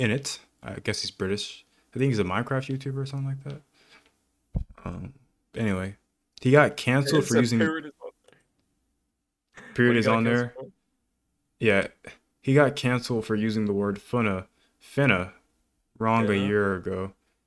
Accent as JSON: {"language": "English", "country": "United States", "said": "I'm African American"}